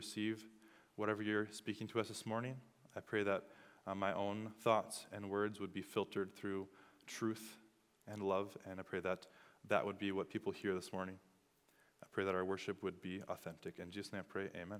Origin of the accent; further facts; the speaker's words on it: Iowa, United States; I am from Iowa.